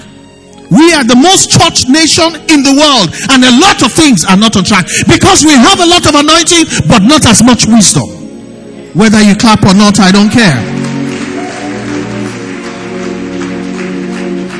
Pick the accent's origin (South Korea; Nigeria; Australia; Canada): Nigeria; life as a Nigerian